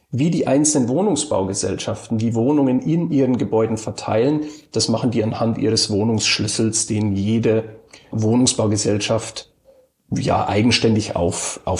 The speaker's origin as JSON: {"language": "German", "town": "Passau", "region": "Bavaria", "country": "Germany", "tie": "born or raised there", "also_born_or_lived": "Cottbus", "moved": "yes", "lives_now": "Berlin, Germany", "said": "gebürtig komme ich aus Passau. Das habe ich aber schon sehr, sehr lange verlassen. Ich habe in Cottbus Architektur studiert und auch in Berlin. Also ein bisschen ähm, Heimweh hat man als Bayer, glaube ich, immer. Aber ich bin in Berlin heimisch geworden"}